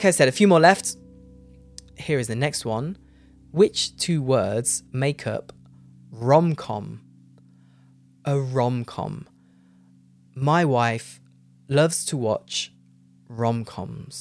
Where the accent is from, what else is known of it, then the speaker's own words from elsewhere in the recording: United Kingdom; I say jumper, because I'm British.